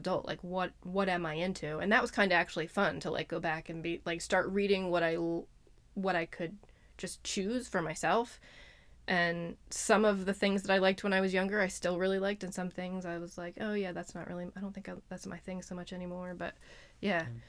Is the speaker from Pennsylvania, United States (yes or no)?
yes; Lititz, Pennsylvania, United States; I've lived here my whole life